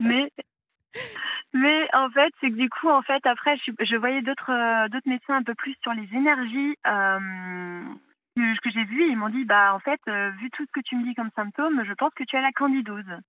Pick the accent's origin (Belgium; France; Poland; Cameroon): France; Paris, Île-de-France; moved away; Je viens de Paris